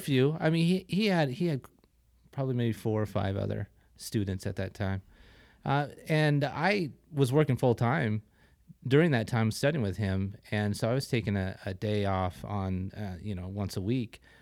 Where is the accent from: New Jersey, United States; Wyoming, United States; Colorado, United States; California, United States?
Wyoming, United States; northern; moved away; I grew up in Wa, in northern Wyoming.